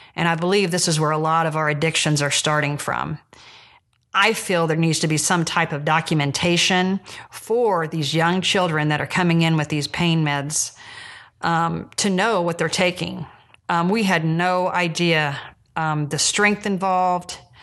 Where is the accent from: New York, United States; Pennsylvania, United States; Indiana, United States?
Indiana, United States; Jamestown; I'm from Jamestown, Indiana, which is north of Indianapolis